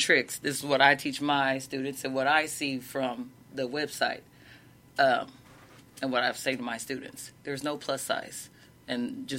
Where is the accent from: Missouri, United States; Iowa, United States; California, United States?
Missouri, United States; Troy; my hometown, Troy